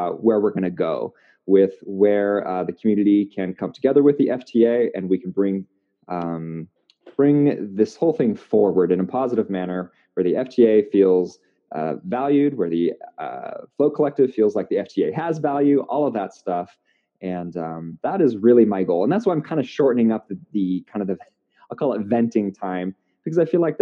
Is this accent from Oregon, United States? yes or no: yes; Portland, Oregon, United States; my hometown of Portland